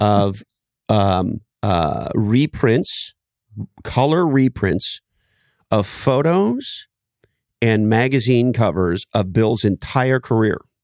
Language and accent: English; Canada; I grew up in Canada